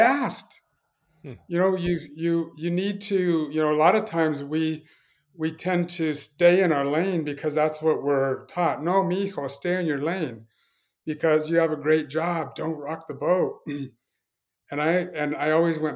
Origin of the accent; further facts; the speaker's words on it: Pueblo, Colorado, United States; moved away; growing up, born and raised in a place called Pueblo, Colorado